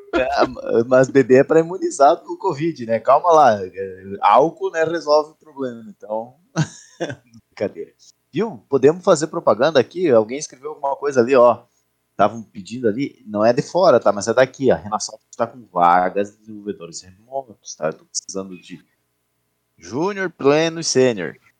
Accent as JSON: {"language": "Portuguese", "town": "Chapecó", "region": "Santa Catarina", "country": "Brazil", "said": "E aqui em Chapecó, por exemplo, eu sou de Chapecó"}